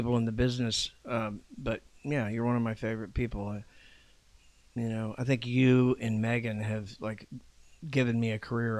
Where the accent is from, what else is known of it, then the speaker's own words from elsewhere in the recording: Juneau, Alaska, United States; also born or lived in San Diego, United States / Iwakuni, Japan / Anchorage, United States; I'm from Anchorage, Alaska.